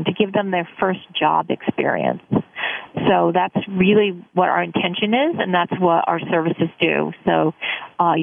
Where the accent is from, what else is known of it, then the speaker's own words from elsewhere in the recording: Guilford, Connecticut, United States; I grew up here in Guilford